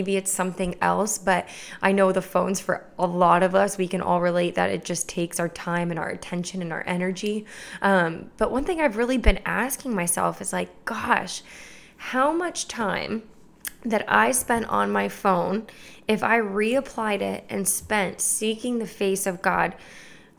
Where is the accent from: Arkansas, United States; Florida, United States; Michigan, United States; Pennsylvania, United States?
Florida, United States; Clermont; Lakeside Church in my hometown in Claremont, Florida